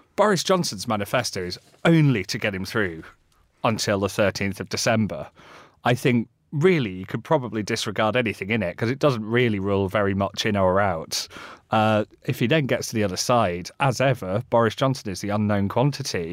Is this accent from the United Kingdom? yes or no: yes; Yorkshire moors, Yorkshire and the Humber, United Kingdom; I grew up on the Yorkshire moors.